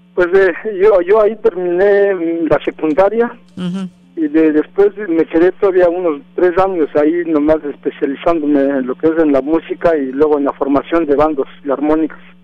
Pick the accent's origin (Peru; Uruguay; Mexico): Mexico; San Andrés Solaga, Oaxaca; moved away as an adult; now in Los Angeles, United States; yo soy de un pueblo que se llama San Andrés Solaca, del estado de, Oaxaca